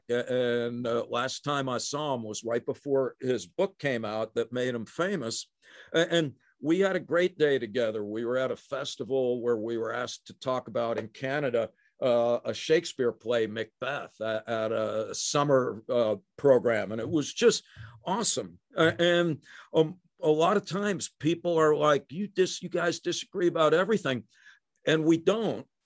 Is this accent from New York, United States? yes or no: yes; New York, United States; I'm a I'm a guy from New York in the 20th century who's a professor.